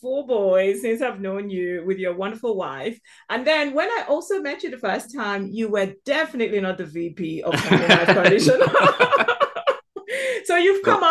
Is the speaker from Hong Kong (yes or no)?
no; southeastern Nigeria, Nigeria; now in United Kingdom; Born and raised in the southeastern part of Nigeria